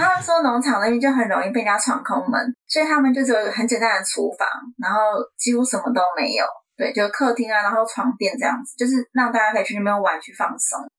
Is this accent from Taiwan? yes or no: no; Brazil; now in Portugal; 因为我是巴西人啊。